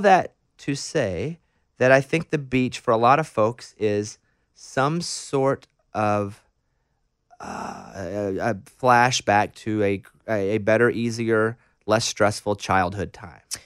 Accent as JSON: {"language": "English", "region": "Arkansas", "country": "United States", "moved": "yes", "said": "I'm from Arkansas. We're extremely landlocked"}